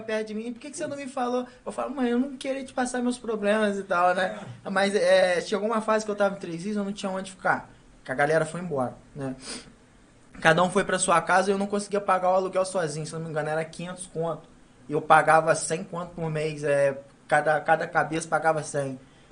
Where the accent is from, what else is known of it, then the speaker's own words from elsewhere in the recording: Valença, Rio de Janeiro, Brazil; eu nasci e fui criado ali, sempre rodei no bairro lá